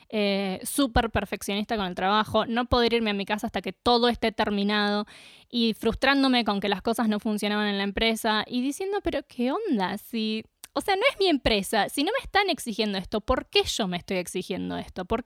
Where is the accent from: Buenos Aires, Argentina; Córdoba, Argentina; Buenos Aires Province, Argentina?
Córdoba, Argentina; vivíamos en un lugar de Córdoba y nos mudamos a Capilla del Monte.